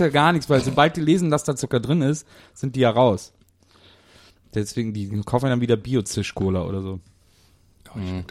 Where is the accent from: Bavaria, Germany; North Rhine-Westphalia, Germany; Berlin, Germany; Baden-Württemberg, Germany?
North Rhine-Westphalia, Germany; Cologne; ich komme ja aus Köln